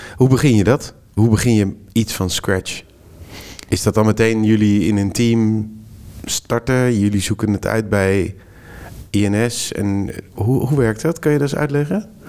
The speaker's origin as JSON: {"language": "Dutch", "country": "Netherlands", "said": "deze domme Hollander"}